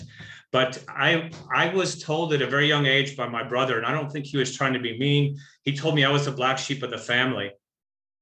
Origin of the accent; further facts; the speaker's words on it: Buffalo Grove, Illinois, United States; I was born in Buffalo Grove, Illinois, which is was a little farm town just outside of Chicago, about 40 miles